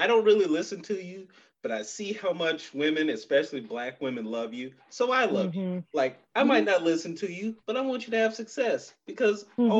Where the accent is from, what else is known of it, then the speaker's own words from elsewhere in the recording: Mississippi, United States; moved away; growing up in Mississippi, we didn't have any rappers in Mississippi when I was there